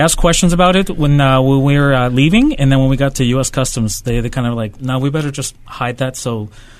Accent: Chile; now in Calgary, Canada; I'm actually from Chile, from South America.

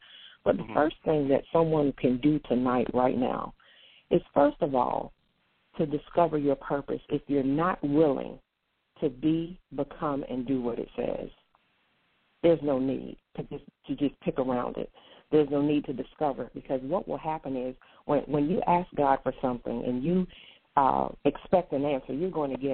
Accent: North Carolina, United States; also born or lived in Portsmouth; I was born in Portsmouth, spent most of my life in North Carolina, but I was born in Portsmouth.

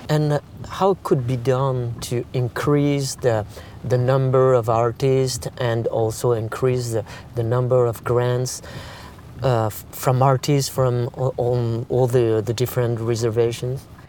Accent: France; now in Canada; I was born and raised in France

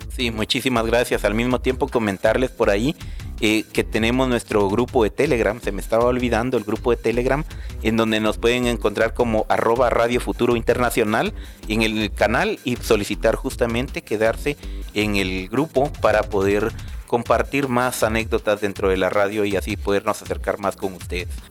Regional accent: Guatemala; lo cual nos beneficia a todos como guatemaltecos

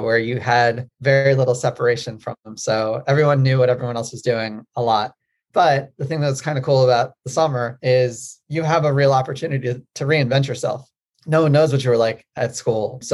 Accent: Maryland, United States; I grew up in Maryland

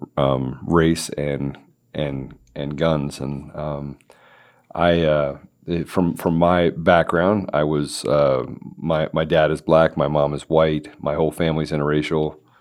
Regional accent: Washington, District of Columbia, United States; I grew up in the Washington, D C area.

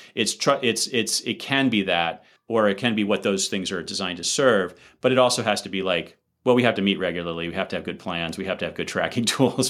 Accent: United States; I'm an American, so I come from a highly individualistic rather than a collectivist society

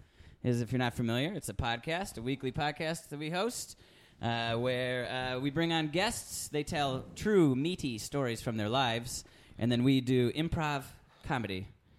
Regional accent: Milwaukee, Wisconsin, United States; moved away; well, I'm from Milwaukee originally, which is a drinking town. It's like a cultural thing

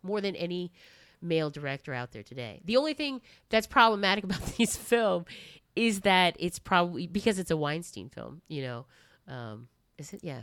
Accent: Japan; moved away; also born or lived in United States; I lived in Japan for twenty years, um, and pretty much grew up there

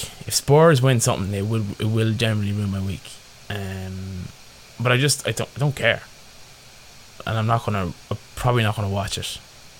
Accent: Ireland; as Irish sports fans

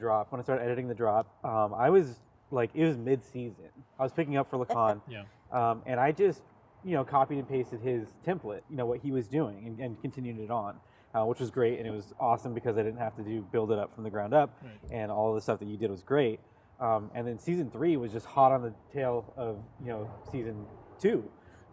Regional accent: California, United States; I'm from California

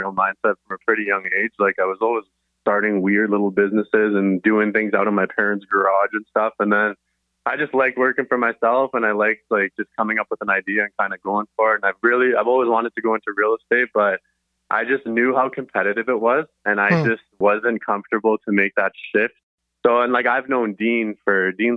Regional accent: Surrey, British Columbia, Canada; Born and raised in Surrey

